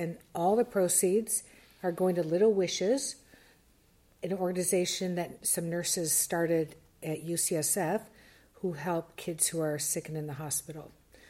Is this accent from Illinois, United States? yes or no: no; Detroit, Michigan, United States; moved away; I am from Detroit, Motown.